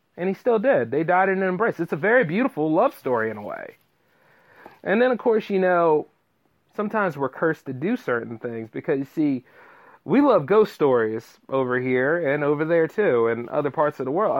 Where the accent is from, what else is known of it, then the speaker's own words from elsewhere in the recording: Delaware, United States; my home state of Delaware